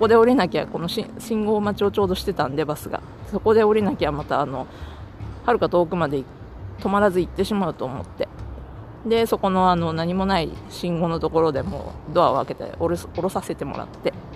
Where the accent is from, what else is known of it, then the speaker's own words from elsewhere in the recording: Japan; moved away as an adult; now in United States; 日本で生まれ育ってきた私